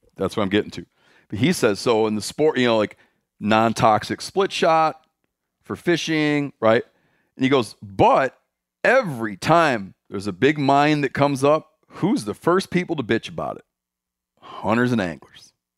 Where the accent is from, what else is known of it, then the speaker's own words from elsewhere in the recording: Michigan, United States; moved away; My home state.